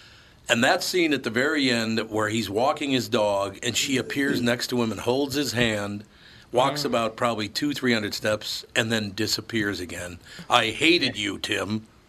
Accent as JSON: {"language": "English", "town": "Minneapolis", "region": "Minnesota", "country": "United States", "tie": "born or raised there", "said": "We were just talking about where I grew up in North Minneapolis."}